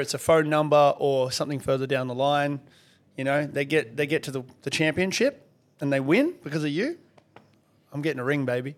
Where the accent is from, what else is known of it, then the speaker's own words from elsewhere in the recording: Perth, Western Australia, Australia; also born or lived in Soviet Union; since I moved here to Australia from the Soviet Union